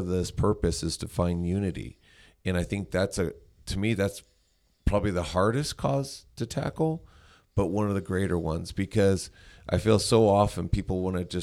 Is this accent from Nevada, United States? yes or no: yes; Las Vegas, Nevada, United States; both are born and raised here. So I grew up in the Northwest